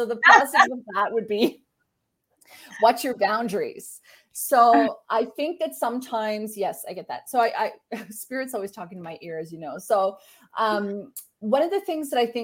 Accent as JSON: {"language": "English", "country": "Canada", "said": "I'm Canadian."}